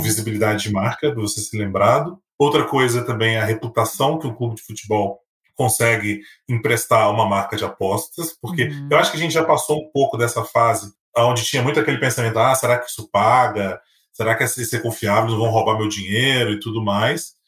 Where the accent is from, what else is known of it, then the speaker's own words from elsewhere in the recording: Minas Gerais, Brazil; eu sou mineiro